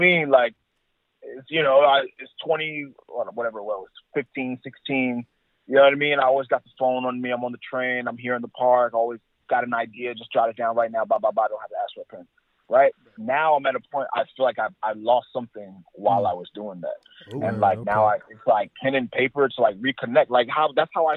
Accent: New York, United States; that cypher battle ready kind of vibe that I grew up here in New York

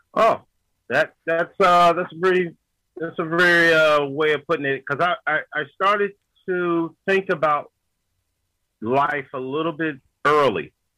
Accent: Yonkers, New York, United States; I was born and raised in Yonkers, New York

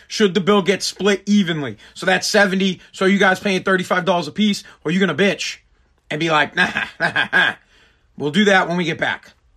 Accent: Massachusetts, United States; I am from Mass

